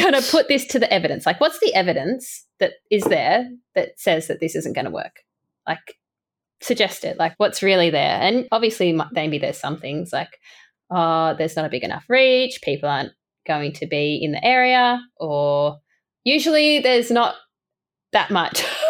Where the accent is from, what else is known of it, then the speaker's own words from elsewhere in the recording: Port Macquarie, New South Wales, Australia; moved away; growing up in a coastal town and me and my partner actually moving back to Port Macquarie soon